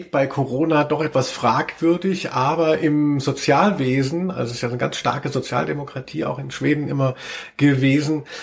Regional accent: Frankfurt, Hesse, Germany; Ich komme aus Rödelheim, pack deinen Dödel ein ein.

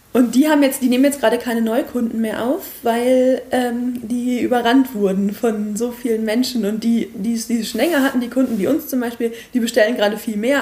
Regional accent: Quakenbrück, Lower Saxony, Germany; now in Osnabrück, Germany; bin ich aufgewachsen in Quakenbrück

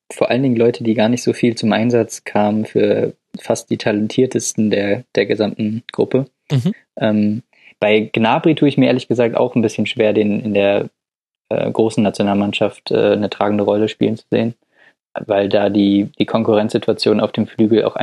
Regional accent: Dortmund, North Rhine-Westphalia, Germany; Den Namen wollte ich als Dortmunder jetzt nicht nennen, um nicht zu parteiisch zu wirken

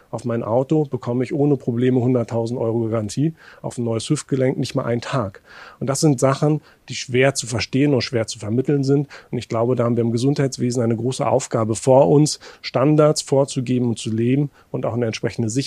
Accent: Mecklenburg-Vorpommern, Germany; Ich komme aus einer Region, aus Mecklenburg-Vorpommern, wo wir eine hohe Überalterung haben

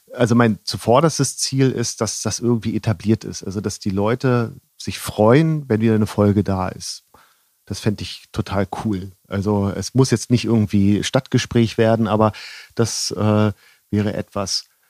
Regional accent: Northern Germany, Germany; now in Rosenheim, Germany; ich bin ja aus Norddeutschland

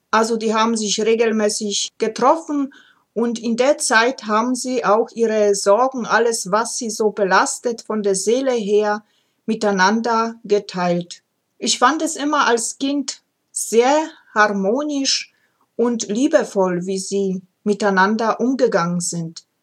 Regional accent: Ozimek, Opole Voivodeship, Poland; Wer mich kennt, weiß es, dass ich gebürtig aus Oberschlesien komme, heute Polen, und ich komme aus kleinen Städtchen namens Ojimek Malapane, Nähe der Großstadt Oppeln.

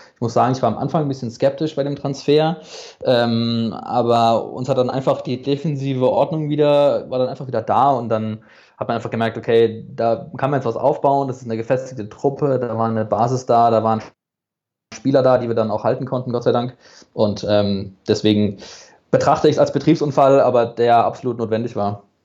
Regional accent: Karlsruhe, Baden-Württemberg, Germany; geboren, aufgewachsen in Karlsruhe bin ich

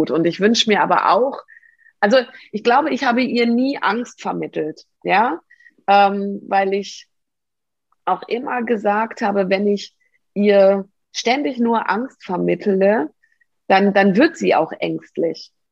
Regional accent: near Hanover, Lower Saxony, Germany; now in Baden-Württemberg, Germany; ich komme ursprünglich aus der Nähe von Hannover. Das war ein Dorf mit 1000 Einwohnern.

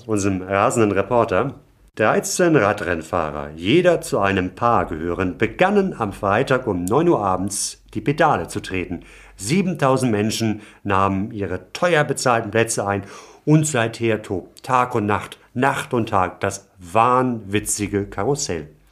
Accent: Hamburg, Germany; als gebürtigen Hamburger

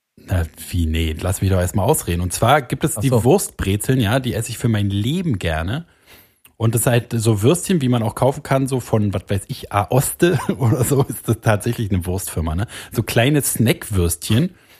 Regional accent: Germany; Ich bin Deutscher. Ich bin stolz, Deutscher zu sein.

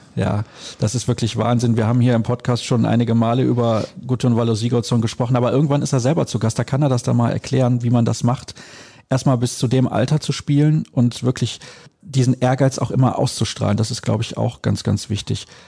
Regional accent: Solingen, North Rhine-Westphalia, Germany; Ich komme aus Solingen

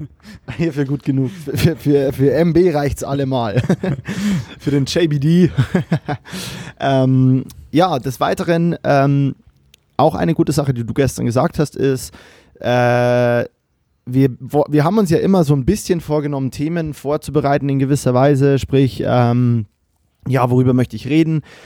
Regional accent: Bavaria, Germany; now in Cologne, Germany; mir als Bayer, der in Köln lebt

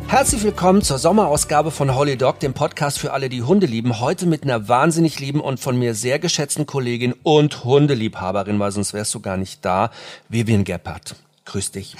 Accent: near Frankfurt, Hesse, Germany; now in Munich, Germany; ich bin ja auch auf dem Land groß geworden, in der Nähe von Frankfurt

